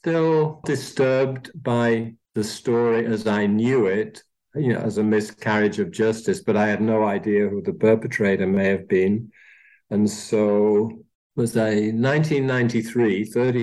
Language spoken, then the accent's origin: English; Manchester, North West England, United Kingdom; also born or lived in Austria; now in Phoenix, United States; I don't sound as though I was born in Austria, but I was. And I was growing up in Manchester, England.